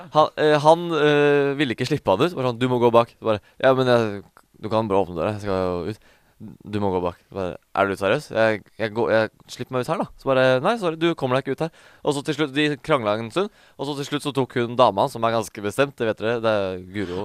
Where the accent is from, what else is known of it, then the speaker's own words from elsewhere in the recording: Norway; i Stor-Oslo, da, som eh, på en måte er der vi er fra